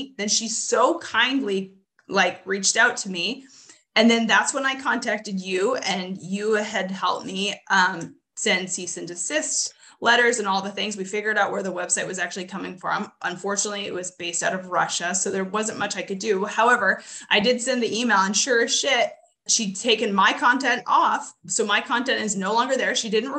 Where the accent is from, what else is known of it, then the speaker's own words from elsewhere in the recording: Canada; moved away; I'm originally from Canada